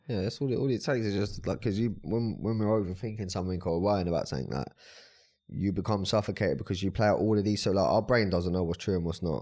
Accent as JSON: {"language": "English", "town": "Brighton", "region": "South East England", "country": "United Kingdom", "said": "I'm from Brighton"}